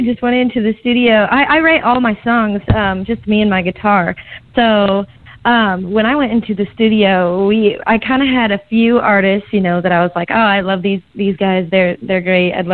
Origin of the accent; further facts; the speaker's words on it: Nebraska, United States; moved away as an adult; now in Kansas City, United States; I actually just moved to Kansas City, Missouri, but I grew up in Nebraska, and that's definitely my home.